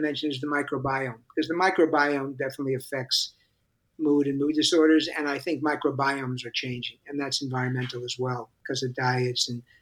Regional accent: New York City, New York, United States; I grew up in New York City

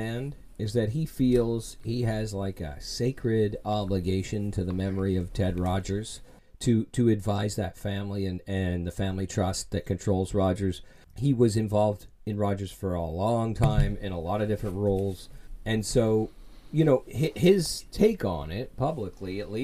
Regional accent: Toronto, Ontario, Canada; I was born in Toronto, and I lived for the early part of my life in what used to be called South Riverdale

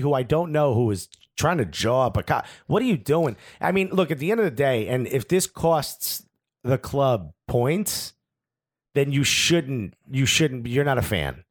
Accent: United States; as an American

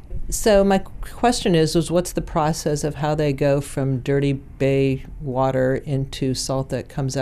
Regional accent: the Bay Area, South Bay, California, United States; I grew up in the Bay Area, near where the salt ponds are in the South Bay.

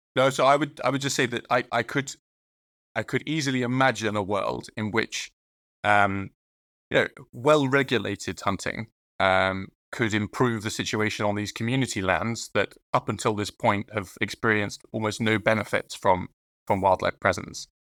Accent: Dorset, South West England, United Kingdom; I grew up in Dorset, uh, which is a rural part of Southwest England.

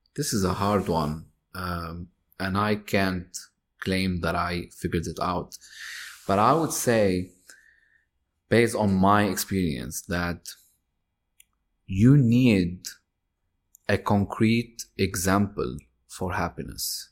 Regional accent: Lebanon; moved away; I'm Lebanese. I'm, I was born in Lebanon.

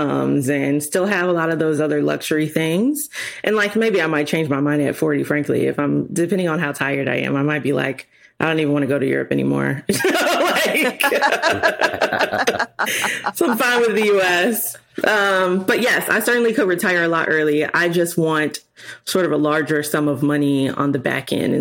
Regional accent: Chicago, Illinois, United States; moved away as an adult; also born or lived in Springfield, Illinois; I'm from Chicago, so moving to Springfield, Illinois

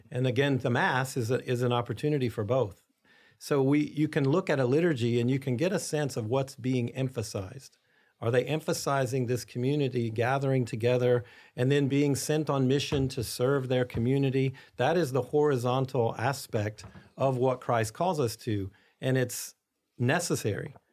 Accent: United States; as American Catholics

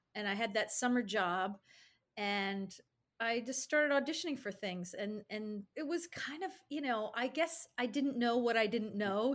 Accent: Albany, New York, United States; I grew up in Albany, New York

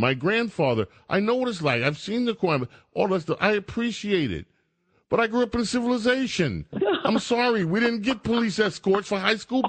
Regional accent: New York City, New York, United States; I grew up in a civilization. I grew up in New York.

